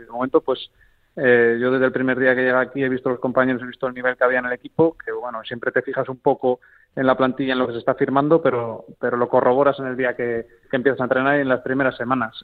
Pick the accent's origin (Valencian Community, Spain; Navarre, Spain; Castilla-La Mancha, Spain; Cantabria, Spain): Cantabria, Spain; moved away as an adult; also born or lived in Extremadura / Madrid / La Línea de la Concepción; aquí en mi tierra